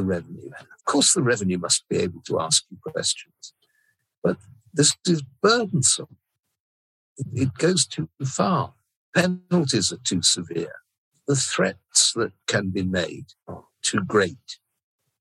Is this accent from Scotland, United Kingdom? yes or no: no; Plymouth, South West England, United Kingdom; I grew up in Plymouth, a Cavalier town during the Civil War.